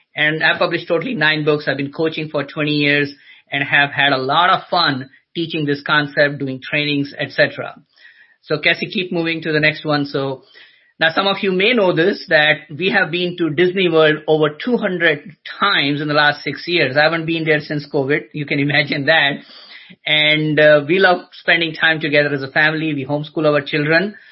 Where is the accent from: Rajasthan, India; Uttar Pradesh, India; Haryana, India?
Uttar Pradesh, India; Agra; now in United States; I was born in a city called Agra, which is famous for Taj Mahal